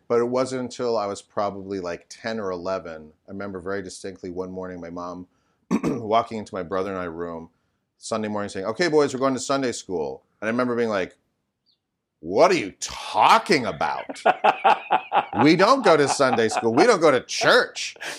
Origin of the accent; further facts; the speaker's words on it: Midwest, United States; now in Sherman Oaks, United States; growing up in the Midwest